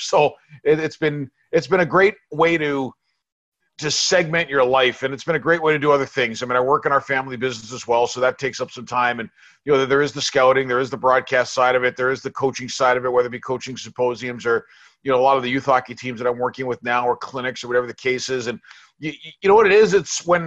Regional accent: New York, United States; when I was growing up in New York

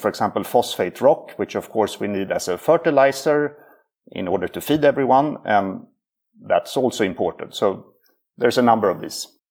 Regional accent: Sweden; He's Swedish like me

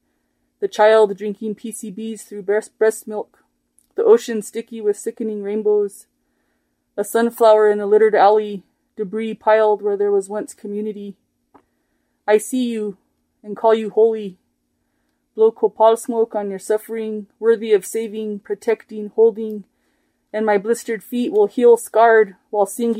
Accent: Santa Clara Pueblo, New Mexico, United States; now in Española, United States; from Santa Clara Pueblo

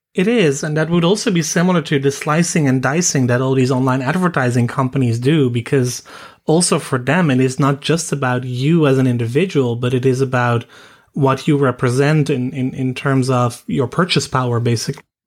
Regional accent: Netherlands

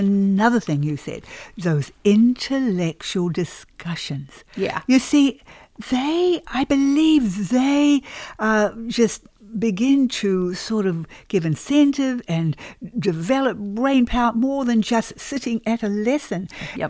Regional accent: New Zealand; moved away as an adult; also born or lived in Australia; now in United States; my husband and I have been in the States now uh, for about 30 years. And we came originally from New Zealand. We were 10 years in Australia.

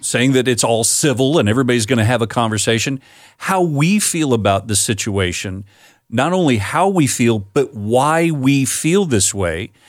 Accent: Florida, United States; My home state of Florida

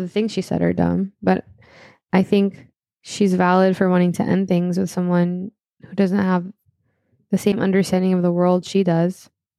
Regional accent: Florida, United States; I grew up in Florida. I've seen how third-party votes act as spoilers.

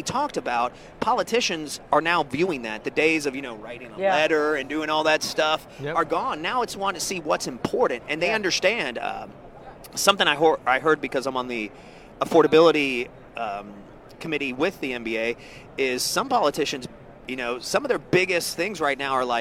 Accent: Atlanta, Georgia, United States; growing up in Atlanta, where the largest ethnicity where I grew up was African American

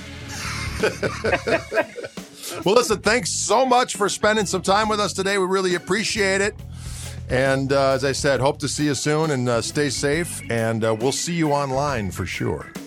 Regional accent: southeastern Wisconsin, United States; we're from the South, southeastern Wisconsin

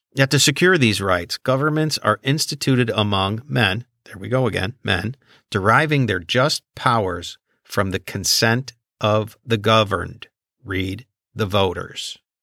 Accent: Chicago, Illinois, United States; I grew up in Chicago

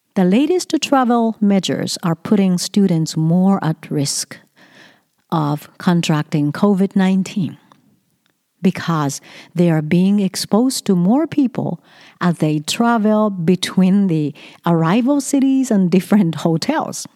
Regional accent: Japan; moved away as an adult; now in Canada; my country, Japan

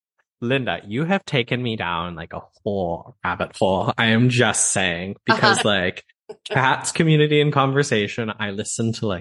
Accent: Alberta, Canada; moved away as an adult; now in Manchester, United Kingdom; growing up in Alberta, I'm used to a dry climate

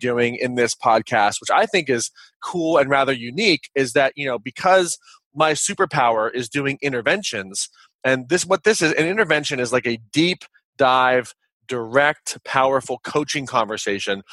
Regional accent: Kansas, United States; moved away as an adult; also born or lived in Los Angeles, California; I am a kid from Kansas, and I moved out to Los Angeles

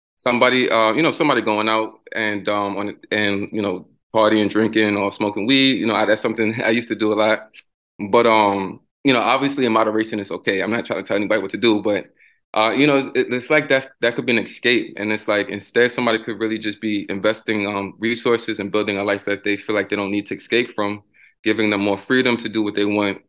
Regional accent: New York City, New York, United States; now in Tampa, United States; growing up in the Bronx.

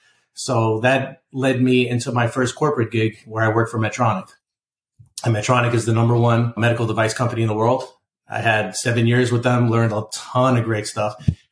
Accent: New York City, New York, United States; moved away as an adult; I was born and raised in the Bronx, in New York, raised in Queens

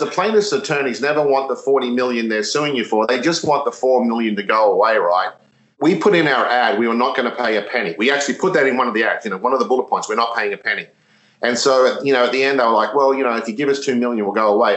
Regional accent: Australia; moved away; I'm Australian, but I started my career there with, with Yum.

